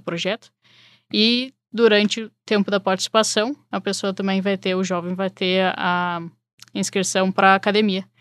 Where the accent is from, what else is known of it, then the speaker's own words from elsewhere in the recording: Porto Alegre, Rio Grande do Sul, Brazil; moved away as an adult; now in Chicago, United States; Eu sou de Porto Alegre e cheguei aqui em Chicago para estudar